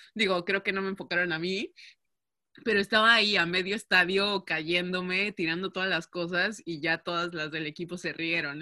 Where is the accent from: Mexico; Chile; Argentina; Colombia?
Mexico; first language Spanish; moved away as an adult; now in Netherlands; sí soy la única mexicana, la única eh, latina que habla español en el equipo